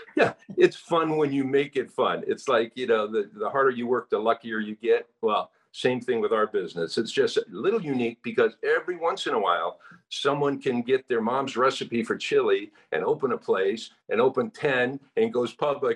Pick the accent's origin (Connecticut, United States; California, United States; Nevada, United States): California, United States; moved away as an adult; now in Hawaii, United States; I was born and raised in California, went to UCLA